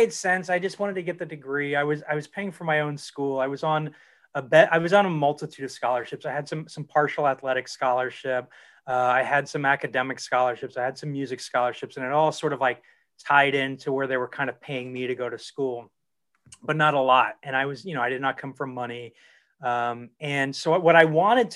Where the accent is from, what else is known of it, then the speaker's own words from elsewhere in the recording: Dayton, Ohio, United States; now in California, United States; I grew up in Dayton, Ohio, in a suburb of Dayton, Ohio, southwestern Ohio